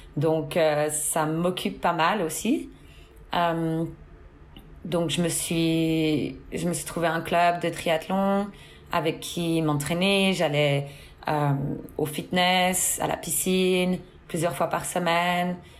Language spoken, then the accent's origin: French; Fribourg, Switzerland; moved away as an adult; also born or lived in Seattle, United States; now in Orange County, United States; Je viens euh, de Suisse, du canton de Fribourg.